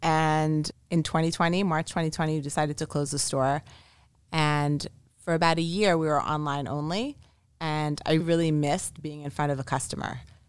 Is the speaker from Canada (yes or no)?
yes; Montreal, Quebec, Canada; also born or lived in Israel; So we moved a lot as a child. I was born in Israel and by the age of 3, moved to Montreal, Canada.